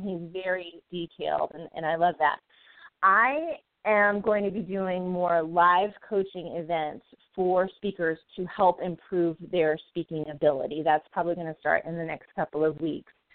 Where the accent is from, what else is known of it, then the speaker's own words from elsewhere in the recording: the South, United States; moved away as an adult; also born or lived in Arizona; now in Phoenix, United States; I can't say lawyer, right? I'm from the South